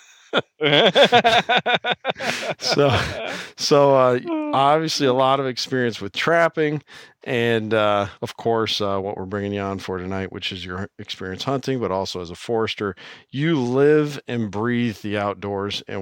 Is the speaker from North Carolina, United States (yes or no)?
no; Iowa, United States; I'm from Iowa